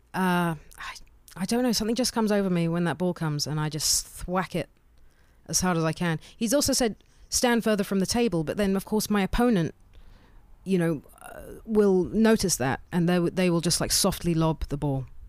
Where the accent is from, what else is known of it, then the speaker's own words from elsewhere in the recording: Bushey Heath, East of England, United Kingdom; now in Berlin, Germany; I'm from Bushiheath, though. Born and raised Hertfordshire.